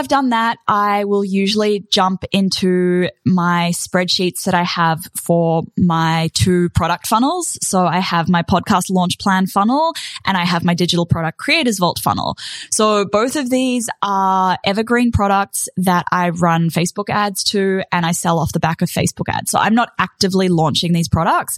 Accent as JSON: {"language": "English", "country": "New Zealand", "moved": "yes", "lives_now": "Australia", "said": "as a Kiwi"}